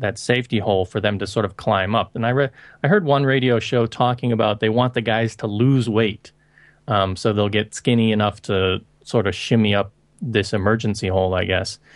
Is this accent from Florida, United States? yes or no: yes; Florida, United States; now in Hong Kong; I'm originally from Florida, and I moved to Hong Kong in two thousand, and I've been living here ever since